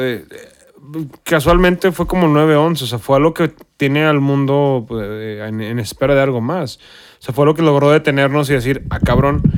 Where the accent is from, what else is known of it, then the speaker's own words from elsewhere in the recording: Mexico; el mexicano siempre hemos tenido la cultura de, de, bienvenido a la muerte